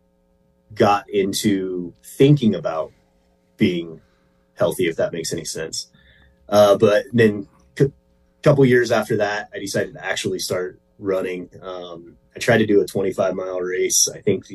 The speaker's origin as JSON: {"language": "English", "town": "Chino Valley", "region": "Arizona", "country": "United States", "said": "I'm from Chino Valley, Arizona, just a little north of Prescott, Arizona."}